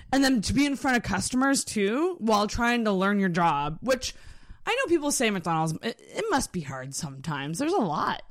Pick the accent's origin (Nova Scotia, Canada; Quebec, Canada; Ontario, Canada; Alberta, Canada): Nova Scotia, Canada; Antigonish; I grew up in Anagonish